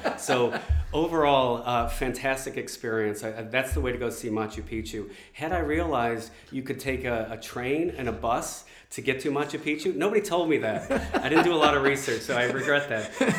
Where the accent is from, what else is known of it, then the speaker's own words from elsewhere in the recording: Warren, Michigan, United States; moved away as an adult; also born or lived in Detroit, Michigan / Hollywood, California / China; now in Melbourne, Australia; So I grew up in Detroit, Michigan, actually in Warren, which is 8 miles. Separates Detroit from Warren.